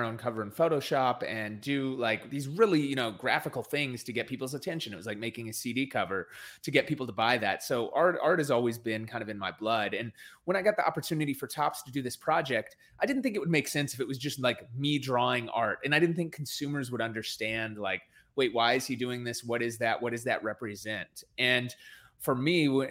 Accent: New York, United States; now in Los Angeles, United States; I was born in New York

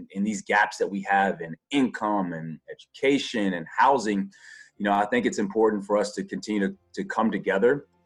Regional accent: the South, United States; I grew up in the South, and racial issues for me were just so normal

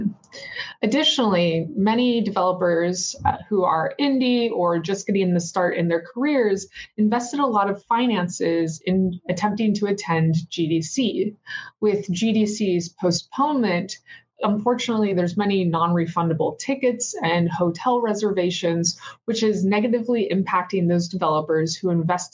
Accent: Seattle, Washington, United States; now in Baltimore, United States; Currently, I live in Baltimore, Maryland, though I'm from Seattle, Washington

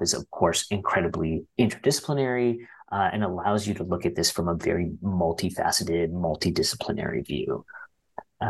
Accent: Ottawa, Ontario, Canada; we all grew up in Ottawa.

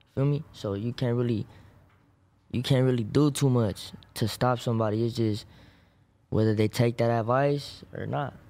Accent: Maywood, California, United States; I'm from Parkside, Maywood, Huntington Park

